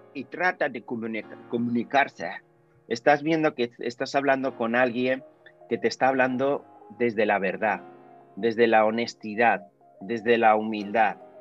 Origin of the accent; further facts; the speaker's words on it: Huesca, Aragon, Spain; moved away as an adult; also born or lived in Zaragoza; now in Madrid, Spain; aragonés, soy de Huesca